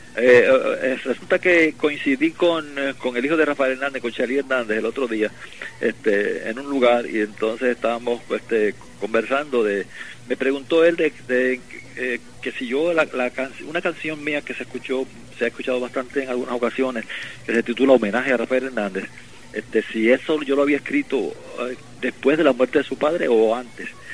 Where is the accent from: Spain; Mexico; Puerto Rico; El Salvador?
Puerto Rico